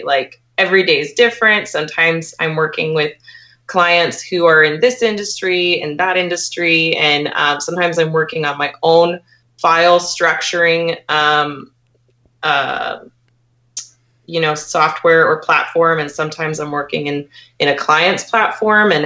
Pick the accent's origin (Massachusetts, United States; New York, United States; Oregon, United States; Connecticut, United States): Oregon, United States; Portland; moved away as an adult; also born or lived in Bellingham, Washington; now in Tacoma, United States; I was born and raised in Portland, Oregon.